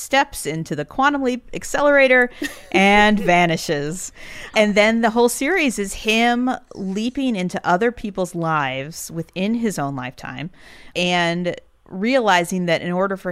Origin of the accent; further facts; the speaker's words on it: St. Louis, Missouri, United States; moved away; So I grew up in St. Louis. Mm-hmm. I was lucky in that we did not move around a lot. And so I spent my entire childhood in St. Louis.